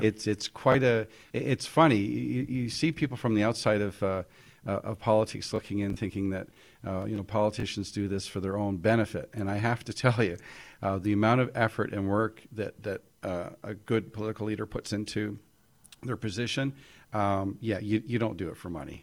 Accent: Toronto, Ontario, Canada; I was born in Toronto

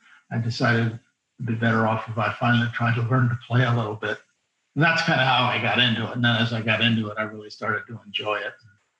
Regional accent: California, United States; Southern California. San Diego County.

